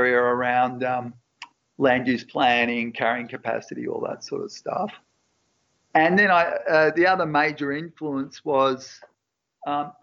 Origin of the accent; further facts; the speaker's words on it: Coffs Harbour, New South Wales, Australia; moved away; also born or lived in Sydney; a Coffs boy who spent most of his time surfing, fishing, oystering